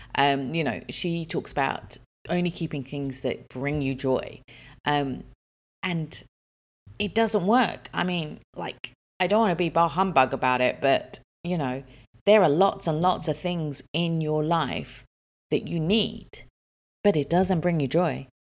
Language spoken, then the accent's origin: English; United Kingdom; also born or lived in Dubai, United Arab Emirates; now in United Arab Emirates; I'm British